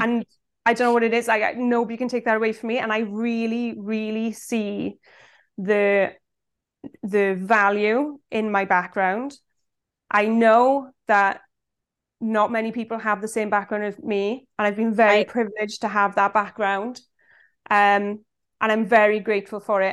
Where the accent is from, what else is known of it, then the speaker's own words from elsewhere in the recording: Swansea, Wales, United Kingdom; I'm from Swansea in South Wales